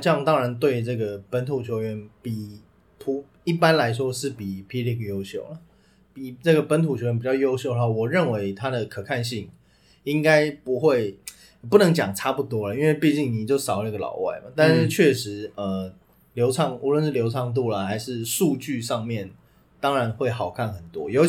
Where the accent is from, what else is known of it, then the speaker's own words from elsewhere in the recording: Taipei, Taiwan; also born or lived in Banqiao, New Taipei; 我们台北人